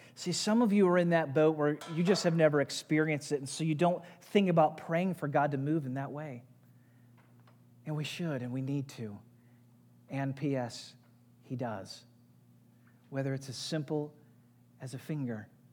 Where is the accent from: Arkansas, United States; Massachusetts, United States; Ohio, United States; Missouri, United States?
Missouri, United States; St. Louis; I grew up in Saint Louis, had great parents who loved Jesus